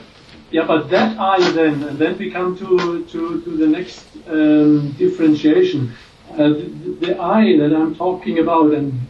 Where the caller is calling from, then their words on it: Germany; I'm calling from Germany.